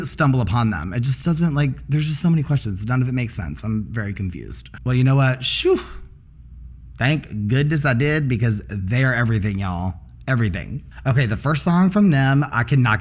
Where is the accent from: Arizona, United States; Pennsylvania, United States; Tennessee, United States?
Tennessee, United States; Dickson; moved away as an adult; also born or lived in Nashville, Tennessee; now in Chicago, United States; I grew up in Dixon, Tennessee, and moved into Nashville around high school, where I lived until I moved to Chicago about 4.5 years ago